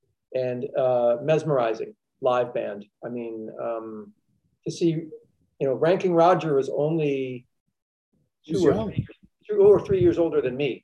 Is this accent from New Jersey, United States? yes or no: yes; Princeton, New Jersey, United States; I grew up in Princeton, New Jersey, which is halfway between New York and Philadelphia